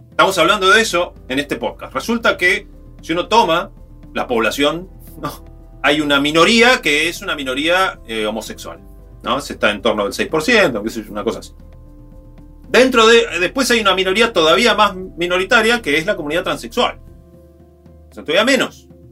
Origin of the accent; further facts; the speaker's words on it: Río Negro, Argentina; yo soy de Río Negro, en las escuelas, en los días del 9 de julio, cantábamos el himno este, de Río Negro